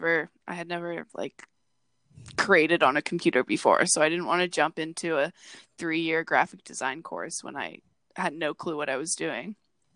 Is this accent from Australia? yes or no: no; Peterborough, Ontario, Canada; So I grew up in Peterborough, Ontario. It's this small town a little bit northeast from Toronto.